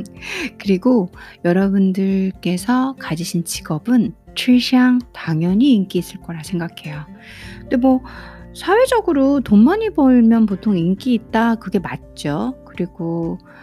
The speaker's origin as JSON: {"language": "Korean", "country": "South Korea", "first_language": "Korean", "said": "저같이 모국어가 한국인 사, 한국어인 사람은"}